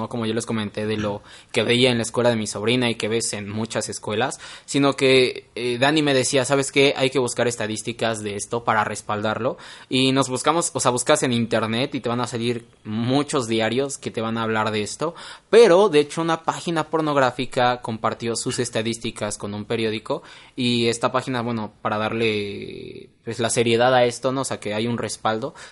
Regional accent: Mexico; nosotros que somos mexicanos

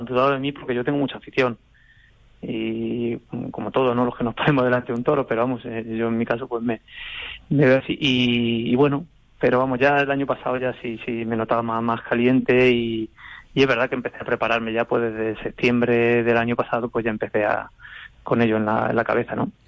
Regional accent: Alcázar de San Juan, Castilla-La Mancha, Spain; en Alcázar, en mi pueblo

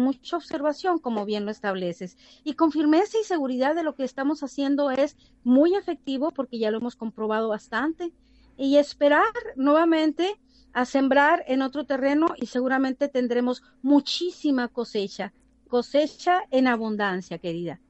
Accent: Cócorit, Sonora, Mexico; moved away as an adult; also born or lived in United States; esta población que ciertamente es de mi región, de donde yo nací, crecí y abrí mis primeros ojos, mis primeros pasos, y es la población yaqui de un pueblito hermoso que se llama Cocorit

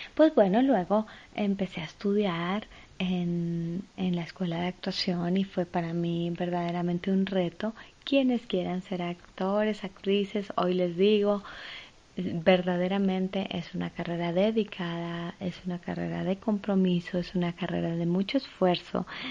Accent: Ibagué, Tolima, Colombia; Yo nací en Ibagué. Ibagué es la ciudad musical de Colombia.

